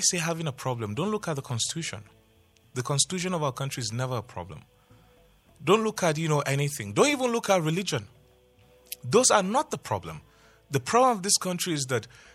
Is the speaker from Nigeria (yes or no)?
yes; Nigeria; I'm a Nigerian